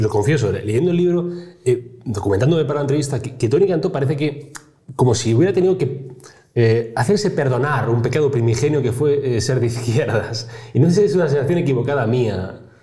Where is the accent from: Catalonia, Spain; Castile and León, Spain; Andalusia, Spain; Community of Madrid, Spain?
Andalusia, Spain; Granada; Yo, que soy de Granada